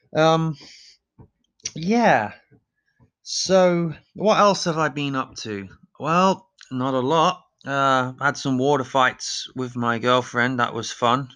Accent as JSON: {"language": "English", "town": "Leicester", "region": "East Midlands", "country": "United Kingdom", "tie": "born or raised there", "also_born_or_lived": "Dusseldorf", "moved": "yes", "said": "my hometown of Leicester"}